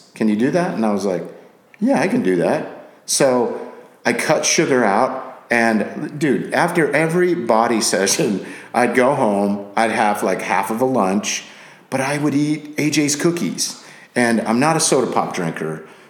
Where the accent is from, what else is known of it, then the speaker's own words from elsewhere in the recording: Scotland, United Kingdom; also born or lived in Japan / England / Guam; now in United States; So I was born in Japan, raised in Scotland, England, moved to the States. We were in Guam.